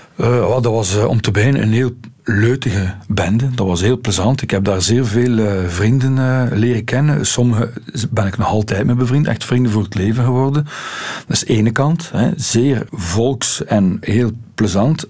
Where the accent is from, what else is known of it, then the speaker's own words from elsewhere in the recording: Ghent, Flanders, Belgium; bij ons in Gent was daar nu wel nog zo een, een kantje aan. Wij hadden ook eh, leiders, toen ik ja, 12, 13 jaar was